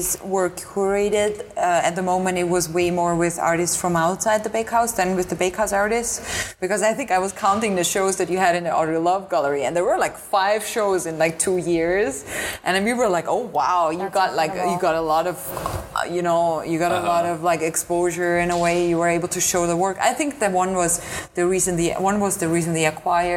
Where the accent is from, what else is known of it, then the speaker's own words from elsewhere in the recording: Tyrol, Austria; I grew up in Austria in Tyrol in the mountains